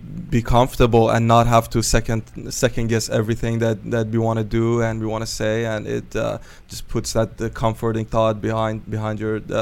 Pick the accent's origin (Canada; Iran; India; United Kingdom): Iran; Shiraz, Fars; now in United States; I'm originally from Shiraz, Iran.